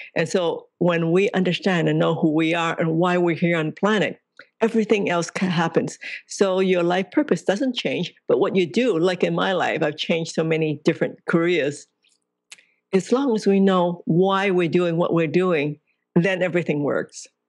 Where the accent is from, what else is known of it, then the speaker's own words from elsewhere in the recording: Hong Kong; I was born in Hong Kong